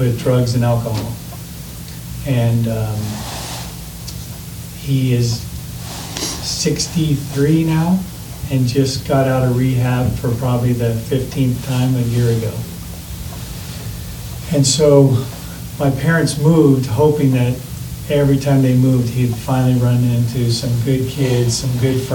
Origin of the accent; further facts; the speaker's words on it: Modesto, California, United States; When I was 12, I grew up in Modesto, California